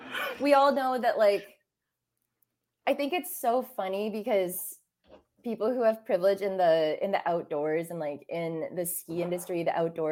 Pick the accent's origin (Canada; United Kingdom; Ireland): Canada; Banff, Alberta; it's like growing up in Banff. Banff is colonialized.